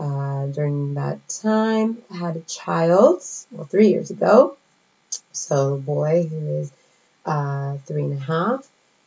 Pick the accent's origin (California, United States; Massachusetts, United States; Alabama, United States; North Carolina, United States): California, United States; moved away as an adult; now in Paris, France; I am soon to be 37 years old. I'm originally from California. And I'm living here in Paris, France for the last 10 years. So originally from California, I moved here to be a French major.